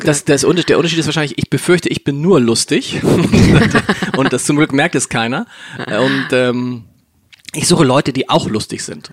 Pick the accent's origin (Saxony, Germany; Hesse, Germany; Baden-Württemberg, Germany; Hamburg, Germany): Hamburg, Germany; ich bin tatsächlich in Harburg aufgewachsen. Das ist, für die, die es nicht kennen, das ist südlich der Elbe